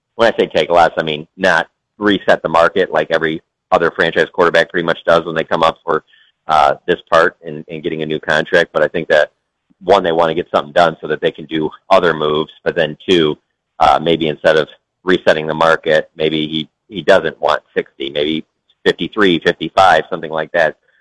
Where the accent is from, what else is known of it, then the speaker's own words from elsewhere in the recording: Detroit, Michigan, United States; moved away; I'm from Detroit